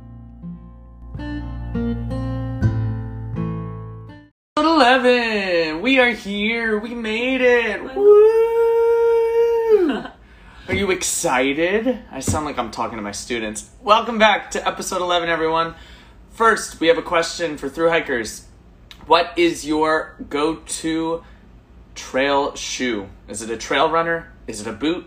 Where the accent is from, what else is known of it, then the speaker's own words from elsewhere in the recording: Parsippany, New Jersey, United States; I'm from Parsippany